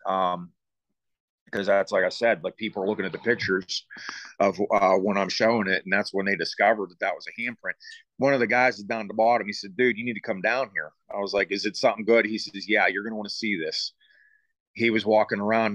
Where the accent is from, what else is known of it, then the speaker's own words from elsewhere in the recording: Deemston, Pennsylvania, United States; I grew up in Deemston, which is in Fredericktown area.